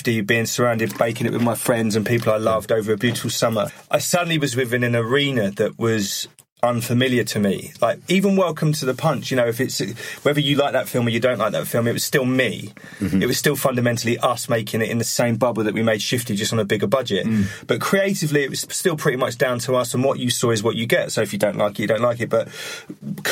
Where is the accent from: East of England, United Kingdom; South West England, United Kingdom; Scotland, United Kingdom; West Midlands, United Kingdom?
East of England, United Kingdom; Harlow; where I grew up in Harlow in Essex